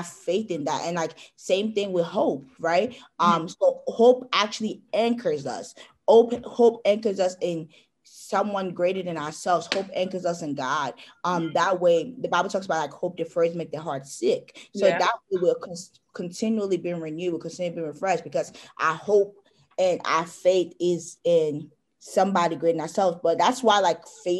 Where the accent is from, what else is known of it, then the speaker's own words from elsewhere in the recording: Nigeria; I am Nigerian.